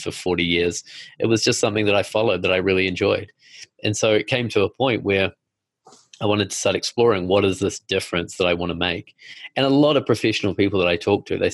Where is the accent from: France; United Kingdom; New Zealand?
New Zealand; now in New York, United States; I'm from New Zealand